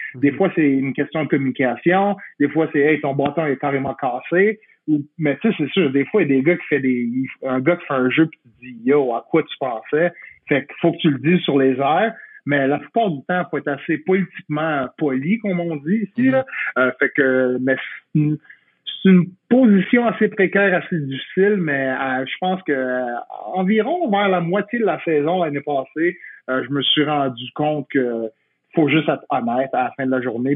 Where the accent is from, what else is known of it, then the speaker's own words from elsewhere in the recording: Quebec, Canada; je suis québécois comme toi